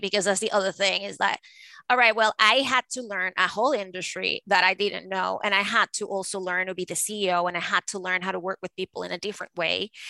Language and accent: English; Venezuela; moved away as an adult; now in United States; I was born and raised in Venezuela, and I moved to the United States to go to Harvard Law School.